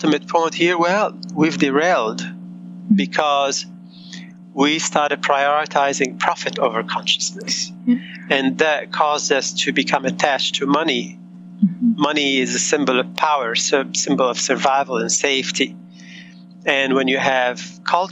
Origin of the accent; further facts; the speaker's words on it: Beirut, Beirut Governorate, Lebanon; moved away; also born or lived in United States; I grew up in war in Beirut, and my parents immigrated to the States